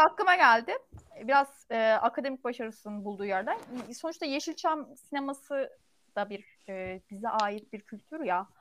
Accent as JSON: {"language": "Turkish", "country": "Turkey", "said": "biz Türk olduğumuz için"}